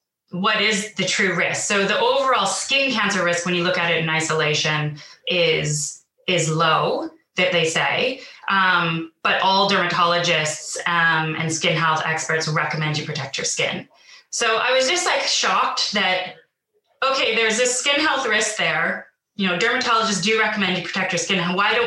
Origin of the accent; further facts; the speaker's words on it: Vancouver, British Columbia, Canada; moved away as an adult; now in London, United Kingdom; I'm not originally from the UK, so I'm originally from Vancouver, but I moved to London in 2012